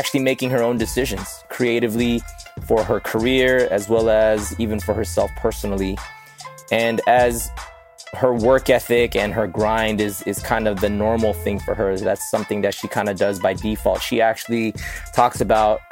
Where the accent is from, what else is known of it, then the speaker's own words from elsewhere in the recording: Los Angeles, California, United States; I grew up in Northridge